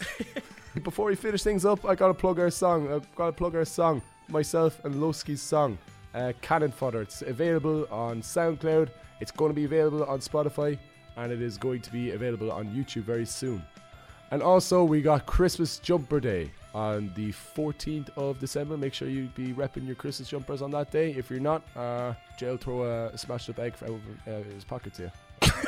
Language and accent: English; Kilkenny, Leinster, Ireland; moved away; I'm from Kilkenny.